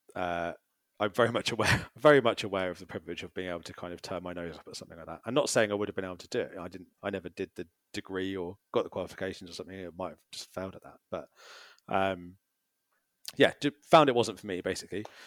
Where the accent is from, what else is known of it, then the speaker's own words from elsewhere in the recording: Brighton, South East England, United Kingdom; Brighton's my hometown.